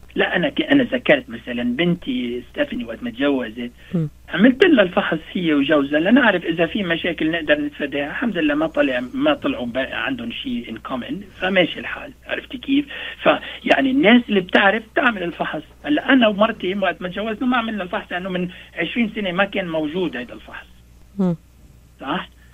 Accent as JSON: {"language": "Arabic", "country": "Lebanon", "moved": "yes", "said": "نحن عندنا بلبنان"}